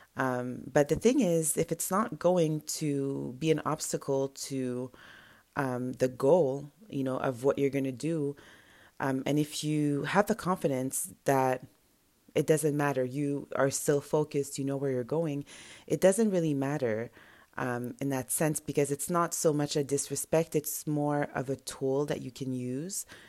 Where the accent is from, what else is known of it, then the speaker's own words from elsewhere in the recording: Montreal, Quebec, Canada; first language French; English is a second language; My first language is French or whatever French we speak in Montreal